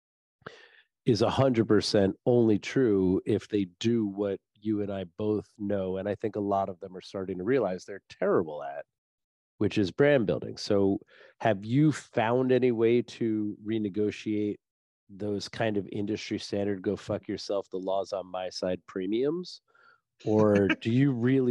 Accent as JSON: {"language": "English", "region": "New Jersey", "country": "United States", "said": "I'm from New Jersey"}